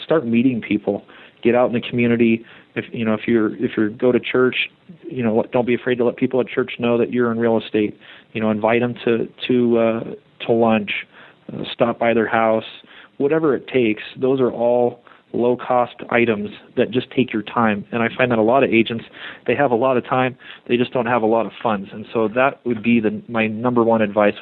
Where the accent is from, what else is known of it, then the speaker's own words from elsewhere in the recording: Colorado Springs, Colorado, United States; I was born in Colorado Springs, and I actually grew up in that neighborhood as a child